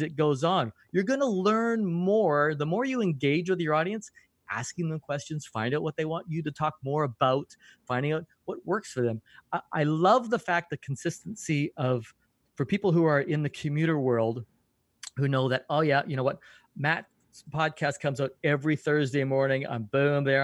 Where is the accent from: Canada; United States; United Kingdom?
Canada; as a Canadian, I curl a lot.